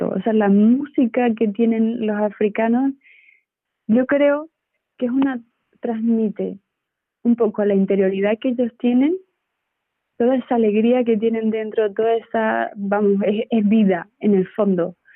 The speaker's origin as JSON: {"language": "Spanish", "country": "Venezuela", "said": "Es verdad que yo soy, soy de Venezuela, ¿no?"}